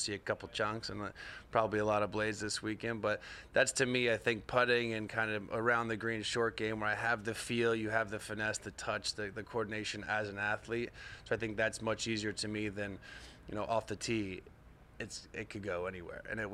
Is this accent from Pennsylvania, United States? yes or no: no; Orlando, Florida, United States; growing up in Orlando